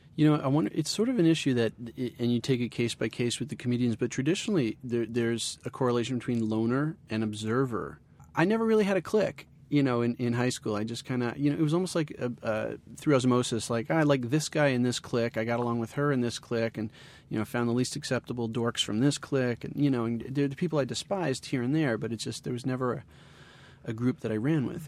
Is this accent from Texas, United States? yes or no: no; New Rochelle, New York, United States; also born or lived in Ithaca; now in Bay Area, United States; I grew up in New Rochelle, which was a half hour north of the city, and it was a very Italian and a very Jewish place to be